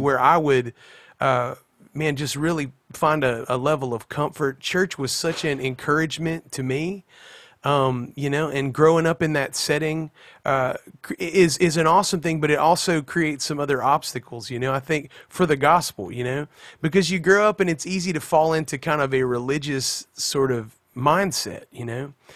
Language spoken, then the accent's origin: English; Pensacola, Florida, United States; also born or lived in South Alabama / Mobile, Alabama; we grew up across the Florida line into, uh, like, the kind of Pensacola, Florida area, but it's all that Florabama scene right there